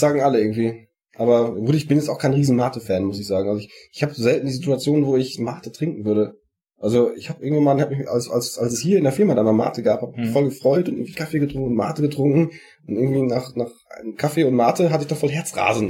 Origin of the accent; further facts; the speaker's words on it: Sauerland, North Rhine-Westphalia, Germany; wie man bei uns im Sauerland sagt